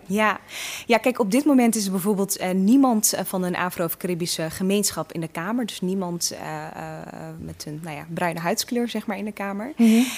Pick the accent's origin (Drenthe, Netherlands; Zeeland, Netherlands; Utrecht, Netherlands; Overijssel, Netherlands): Drenthe, Netherlands; Assen; also born or lived in Eritrea / Veendam; in Assen ehm, ja, ben ik gewoon helemaal opgegroeid